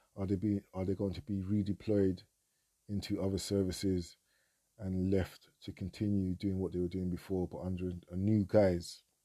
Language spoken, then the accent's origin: English; United Kingdom; being a Nigerian of the diaspora, born in Britain, I'm a Nigerian first and foremost